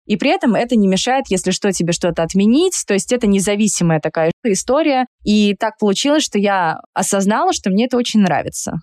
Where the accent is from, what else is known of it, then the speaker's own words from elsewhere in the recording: Saint Petersburg, Russia; moved away as an adult; now in Moscow, Russia; Я выросла в Петербурге, я петербурженка в третьем поколении, но я 10 лет живу в Москве